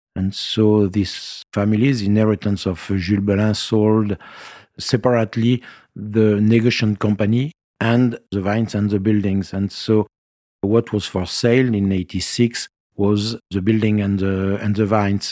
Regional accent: Nice, Provence-Alpes-Côte d'Azur, France; moved away as an adult; also born or lived in England / Paris / Burgundy; I went back to Nice, uh, when being, uh, six months old, and then I spent all my youth in Nice and left at the age of twenty to be a student in Paris

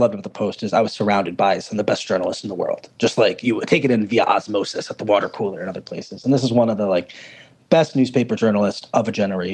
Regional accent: Woodbridge, New Jersey, United States; I was born in Woodbridge, New Jersey.

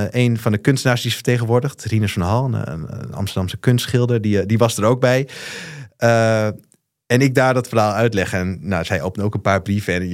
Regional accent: Osaka, Japan; Ik spreek vloeiend Japans. ik ben opgegroeid in Osaka.

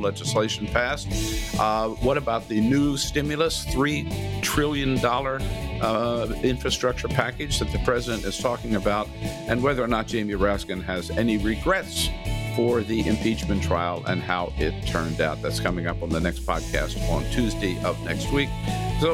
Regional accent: California, United States; as a Californian

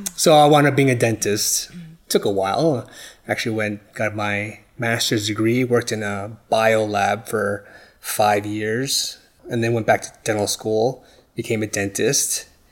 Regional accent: New York, United States; moved away; I'm originally from New York, and I was, yeah, born and raised there

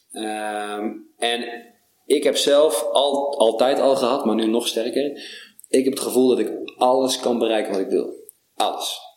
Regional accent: Netherlands; We zijn Nederlanders

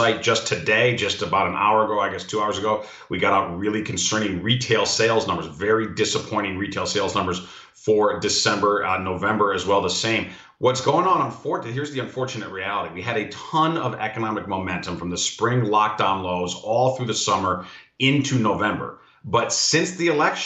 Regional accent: Illinois, United States; my home state of Illinois

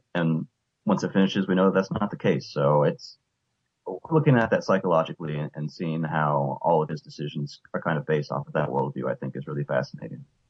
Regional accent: United States; American T V viewers

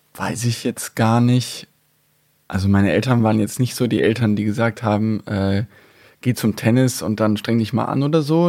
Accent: North Rhine-Westphalia, Germany; ich bin natürlich in NRW zur Schule gegangen

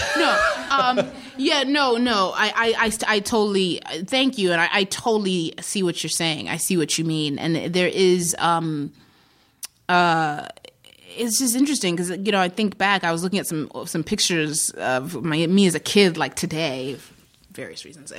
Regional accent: Zimbabwe; also born or lived in Midwest, United States; I was born in the Midwest in the United States. {S6} Yeah. {S7} And then I was raised in Zimbabwe.

